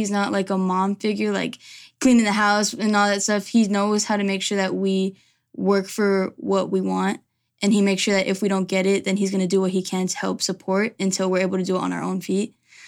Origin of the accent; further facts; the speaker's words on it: Ahwatukee, Arizona, United States; also born or lived in Chandler; So I was born here originally. I actually was born in Chandler, and then I ended up growing up in Ahwatukee. So ever since I was younger, I was an Arizona baby.